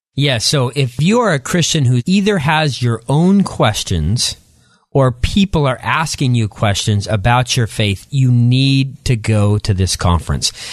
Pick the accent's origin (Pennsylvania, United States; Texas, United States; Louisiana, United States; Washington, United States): Washington, United States; outside the Tri-Cities, Eastern; moved away as an adult; also born or lived in La Grande, Oregon; I grew up there, then moved across the state line to Eastern Washington and grew up in a small community, um, outside of the Tri-Cities in Eastern Washington